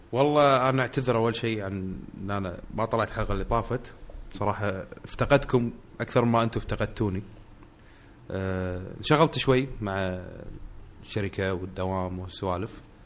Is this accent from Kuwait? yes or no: yes; Kuwait; عندنا بالكويت